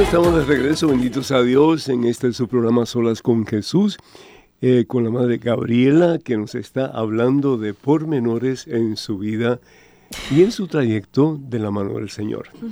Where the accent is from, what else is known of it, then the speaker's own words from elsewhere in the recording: Cuba; moved away; yo soy de Cuba originalmente y mi juventud fue muy fea